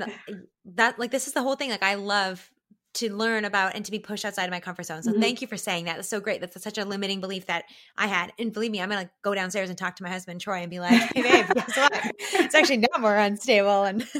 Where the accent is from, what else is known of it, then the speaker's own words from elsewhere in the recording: Canada; my perspective as a Canadian